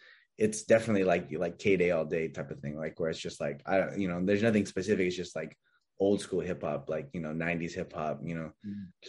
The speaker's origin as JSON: {"language": "English", "town": "Bakersfield", "region": "California", "country": "United States", "tie": "born or raised there", "said": "growing up in Bakersfield"}